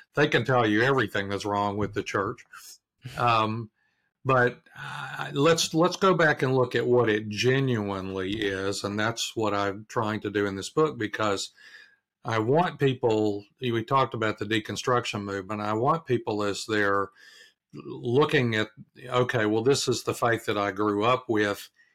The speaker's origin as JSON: {"language": "English", "region": "Arkansas", "country": "United States", "moved": "yes", "lives_now": "Durham, United States", "said": "I'm from Arkansas originally"}